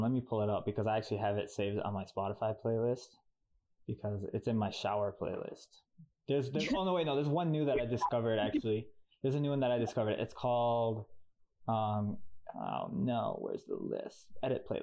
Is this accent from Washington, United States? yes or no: no; Wisconsin, United States; moved away as an adult; now in Atlanta, United States; I'm from Wisconsin